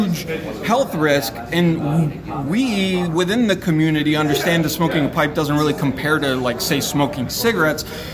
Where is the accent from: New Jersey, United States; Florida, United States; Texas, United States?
Florida, United States; also born or lived in Ecuador; born in Ecuador, raised in Florida, went to school in Florida for the most part